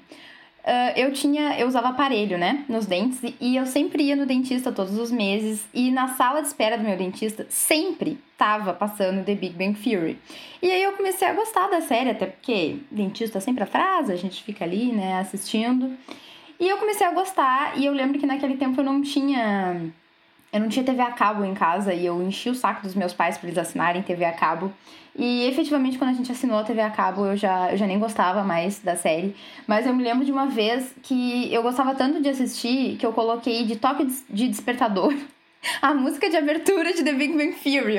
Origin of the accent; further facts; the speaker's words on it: Rio Grande, Rio Grande do Sul, Brazil; eu sou de Rio Grande